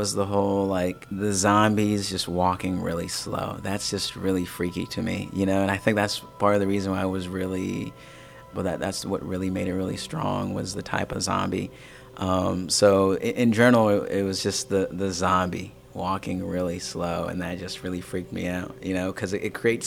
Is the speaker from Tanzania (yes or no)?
yes; Tanzania; English is a second language; moved away; me being from Tanzania.